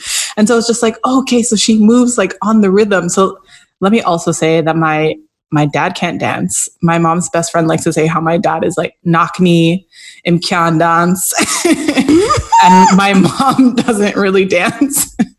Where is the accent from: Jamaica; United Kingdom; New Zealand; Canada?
Jamaica; first language Jamaican Patois; I'm just going to do this in my mother tongue, in my native language, so that people can understand. Because patois is not seen as, it isn't necessarily seen as respectable, particularly in academic spaces.